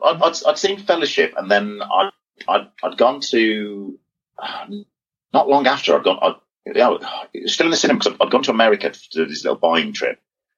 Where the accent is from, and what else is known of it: United Kingdom